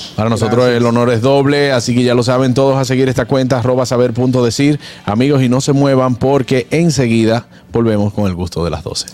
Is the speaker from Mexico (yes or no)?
no; Dominican Republic; con nosotros como dominicanos